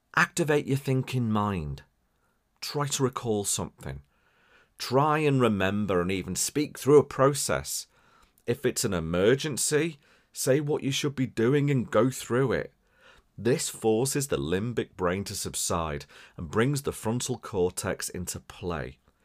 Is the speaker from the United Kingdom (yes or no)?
yes; Wirral, North West England, United Kingdom; accent: Scouse; As, as much as I sound scouse and from Liverpool, I'm not from Liverpool, right? So I'm from the other side of the water, right? Across the River Mersey